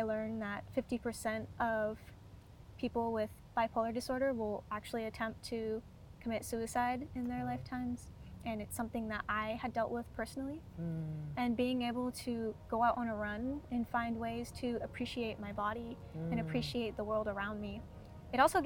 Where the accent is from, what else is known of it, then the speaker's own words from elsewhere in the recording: Muckleshoot Reservation, Washington, United States; I also am a member of the Muckleshoot and Cowlitz tribes, and I grew up on the reservation